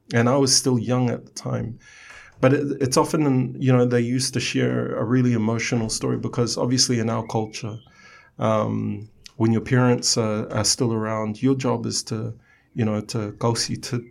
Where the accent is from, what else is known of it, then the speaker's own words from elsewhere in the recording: Samoa; I was born in Sangafili.